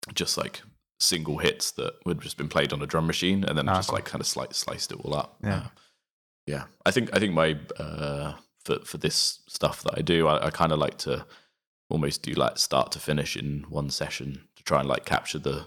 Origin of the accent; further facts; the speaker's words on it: Reading, South East England, United Kingdom; I grew up in Reading, which is I guess known for the festival